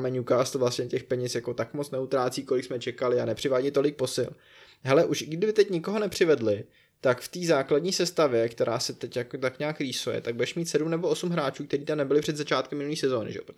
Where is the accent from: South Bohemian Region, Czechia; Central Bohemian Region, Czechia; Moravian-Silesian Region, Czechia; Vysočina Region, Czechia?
South Bohemian Region, Czechia; já jsem z Jižní Čech.